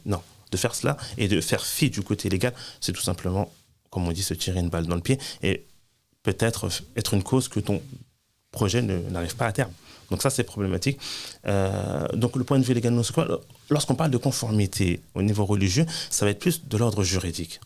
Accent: France; moved away as an adult; Je suis né en France, j'ai grandi en France, j'ai étudié en France, j'ai travaillé en France

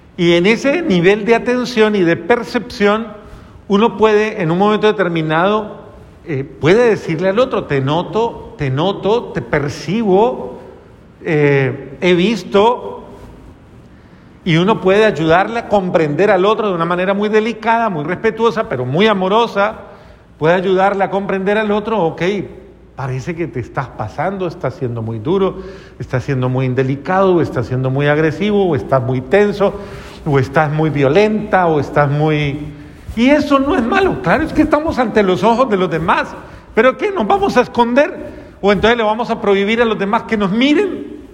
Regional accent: Colombia; yo soy colombiano

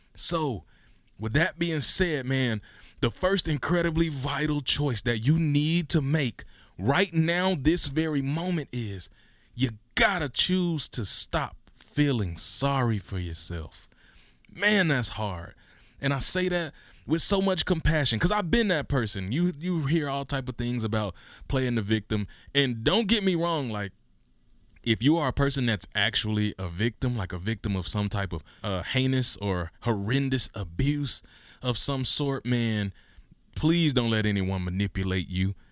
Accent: Mississippi, United States; we grew up in Mississippi, which is one of the poorest states in the union

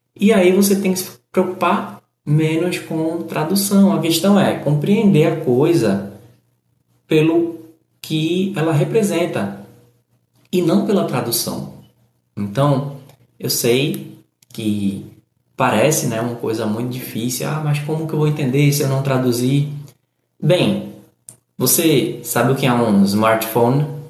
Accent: Recife, Pernambuco, Brazil; eu que sou do Nordeste, sou do Recife

